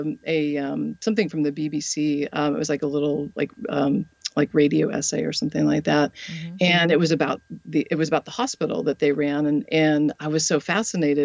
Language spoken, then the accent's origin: English; Colorado, United States; now in the South, United States; Colorado, which is my home state